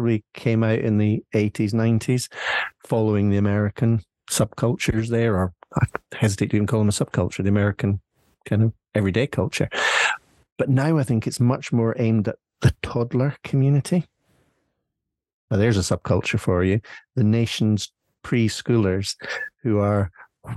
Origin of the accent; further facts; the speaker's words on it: Scotland, United Kingdom; we in Scotland